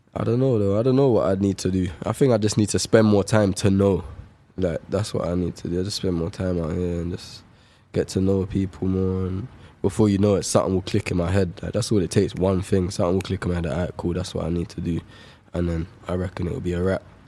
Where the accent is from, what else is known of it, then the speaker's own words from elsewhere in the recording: London, United Kingdom; Shepherd's Bush. It's my hometown.